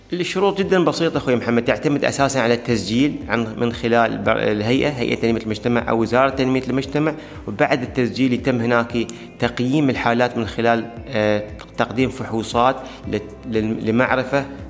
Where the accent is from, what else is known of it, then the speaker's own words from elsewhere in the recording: Dubai, United Arab Emirates; عندنا في دبي وفي الإمارات